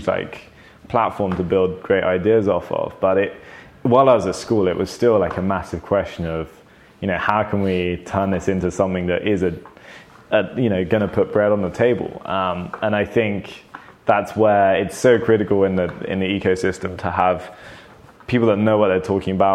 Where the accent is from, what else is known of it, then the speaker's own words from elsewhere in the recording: London, United Kingdom; I think I've always been a Londoner though. I was born in London and now I live in London.